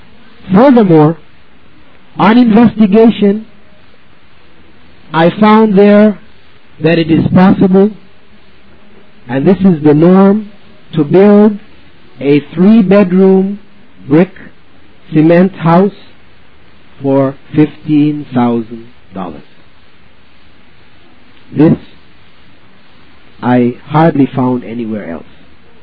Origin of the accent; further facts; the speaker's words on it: Belize; in the sense that I am from Belize and I'm trying to get everybody to come back with me to Belize, because I'm not.